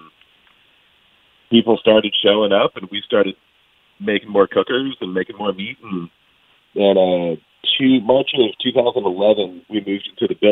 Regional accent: Texas, United States; I'm a Texan

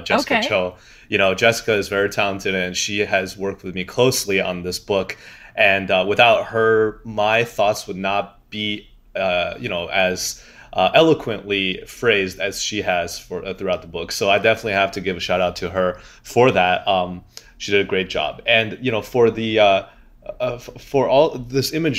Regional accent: Michigan, United States; born or raised there; also born or lived in Xi'an, China; now in New York, United States

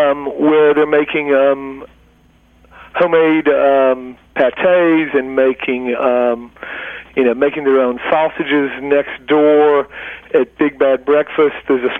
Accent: the South, United States; See, I'm from the South. I can't even say that damn thing.

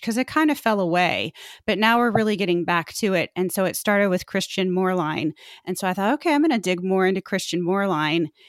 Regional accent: Indianapolis, Indiana, United States; I grew up in Indianapolis

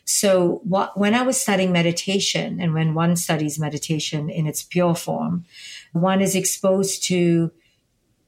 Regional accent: India; now in United States; I'm from India and I live here in America

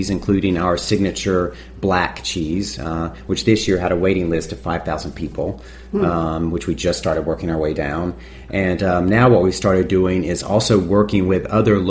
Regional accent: North Carolina, United States; moved away; I grew up in North Carolina

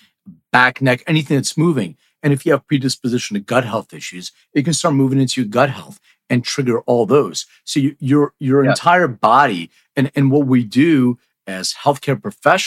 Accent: Philadelphia, Pennsylvania, United States; also born or lived in New York; now in Los Angeles, United States; I'm originally from Philly. I live in LA now

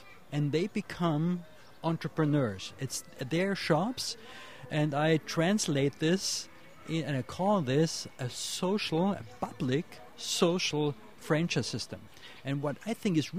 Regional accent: Vienna, Austria; I'm coming from Austria, from the city of Vienna

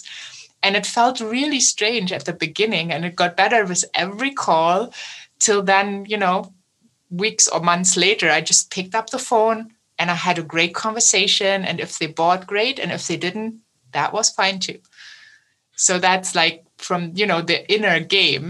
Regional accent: Germany; accent: German; my German accent

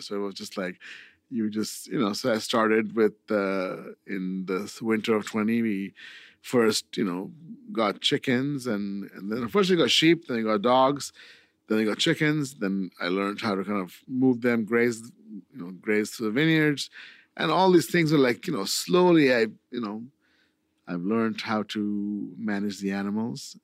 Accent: India; now in Cambria, United States; I'm from India

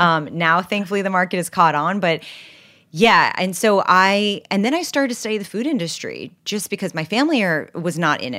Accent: New York City, New York, United States; also born or lived in Los Angeles; I grew up in New York City on the Upper West Side, 87th and Broadway

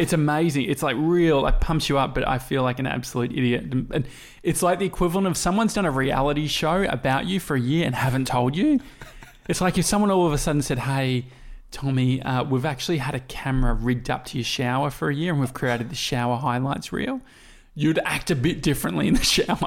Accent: Australia; we come from Australia

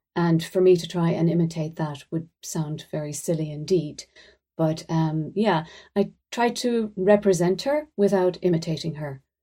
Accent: Ireland

